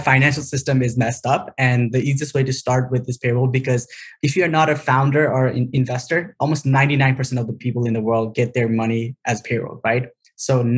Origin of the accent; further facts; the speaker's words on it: Nepal; moved away as an adult; now in United States; born in Nepal during the second half of the Civil War.